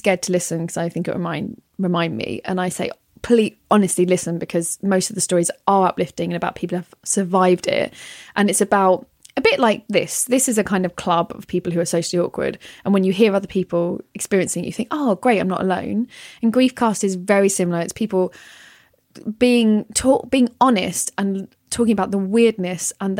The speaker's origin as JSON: {"language": "English", "region": "London", "country": "United Kingdom", "accent": "North London", "said": "I'm from North London. So this is what you're hearing here is a true example of a North London accent"}